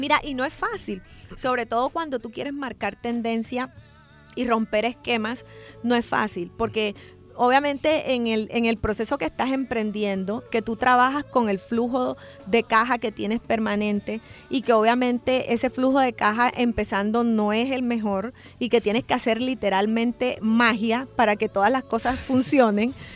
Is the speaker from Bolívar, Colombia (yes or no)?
yes; Cartagena, Bolívar, Colombia; moved away as an adult; now in El Salvador; nosotros somos de Cartagena, Colombia, que es una ciudad 100% turística